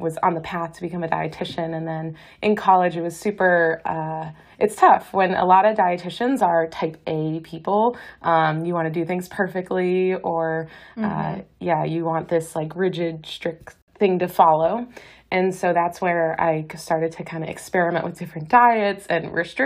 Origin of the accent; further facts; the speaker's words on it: Boston, Massachusetts, United States; moved away as an adult; also born or lived in California; now in Hawaii, United States; I am from Boston, went to college there, did a dietetic internship in California.